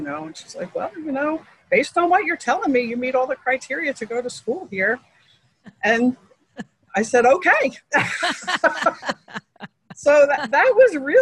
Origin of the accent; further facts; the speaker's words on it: Philadelphia, Pennsylvania, United States; born and raised in Philadelphia, grew up at a neighborhood called Harrogate